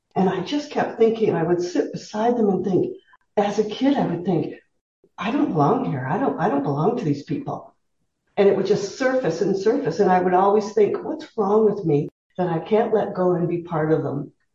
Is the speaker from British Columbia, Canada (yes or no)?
no; Southern Ontario, Canada; moved away as an adult; I was raised in Southern Ontario